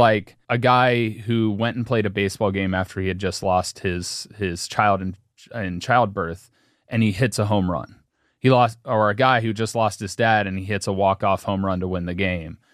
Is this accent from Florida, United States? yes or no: no; Cincinnati, Ohio, United States; I was born in Cincinnati